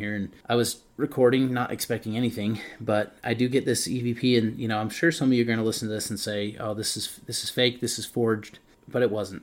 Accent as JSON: {"language": "English", "region": "Utah", "country": "United States", "said": "we're Utahns. We're from Utah."}